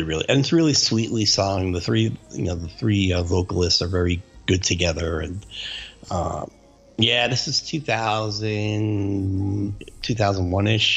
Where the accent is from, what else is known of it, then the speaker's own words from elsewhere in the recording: New Jersey, United States; I grew up in New Jersey and my family's in New Jersey.